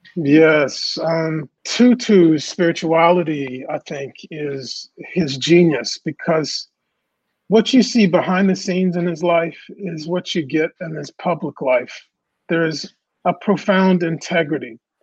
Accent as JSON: {"language": "English", "town": "Raleigh", "region": "North Carolina", "country": "United States", "tie": "born or raised there", "also_born_or_lived": "New Orleans, Louisiana", "said": "I was born in New Orleans. I'm a Southern Southern kid, and I grew up in North Raleigh, North Carolina"}